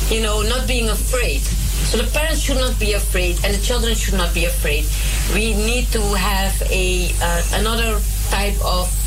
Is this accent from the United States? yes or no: no; Suriname; now in Netherlands; I was brought up in Suriname